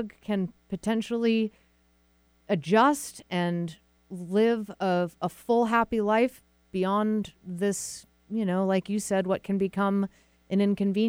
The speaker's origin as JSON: {"language": "English", "region": "Massachusetts", "country": "United States", "also_born_or_lived": "Vermont", "moved": "yes", "said": "I'm from Massachusetts originally and went to school in Vermont."}